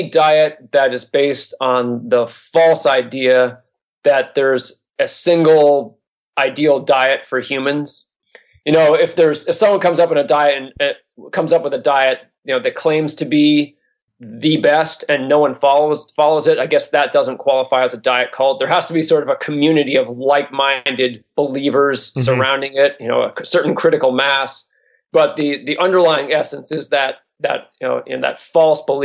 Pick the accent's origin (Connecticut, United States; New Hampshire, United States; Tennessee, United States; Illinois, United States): New Hampshire, United States; moved away as an adult; also born or lived in Philadelphia area; now in California, United States; I grew up in New Hampshire mainly. Our family bounced around a little bit, but really from first grade on, I was in New Hampshire